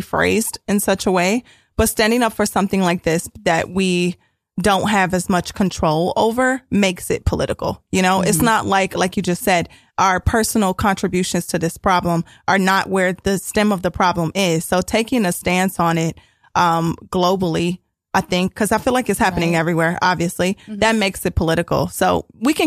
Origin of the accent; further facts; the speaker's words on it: Ohio, United States; I'm from Ohio